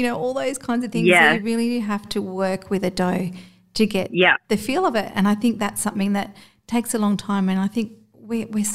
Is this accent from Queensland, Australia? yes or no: yes; Gold Coast, Queensland, Australia; I grew up on the Gold Coast